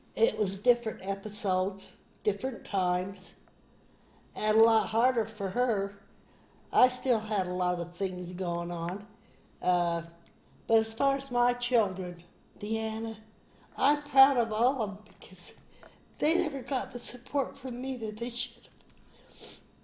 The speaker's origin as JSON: {"language": "English", "town": "Park City", "region": "Utah", "country": "United States", "tie": "born or raised there", "said": "we grew up in Park City in Deer Valley."}